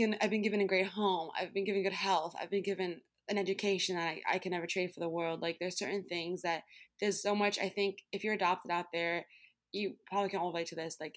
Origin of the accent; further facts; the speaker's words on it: Brooklyn, New York, United States; I grew up in New York City, which I've, I've loved living in the city like my whole life, as in I'm from Brooklyn.